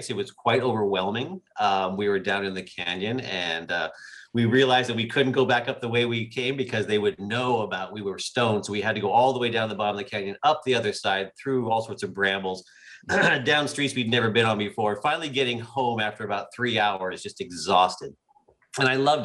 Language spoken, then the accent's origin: English; San Diego, California, United States; also born or lived in Santa Barbara; now in Northern California, United States; San Diego originally